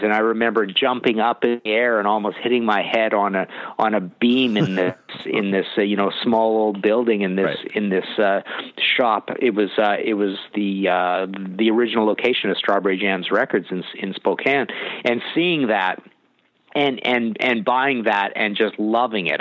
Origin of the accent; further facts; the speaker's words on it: British Columbia, Canada; I'm from Canada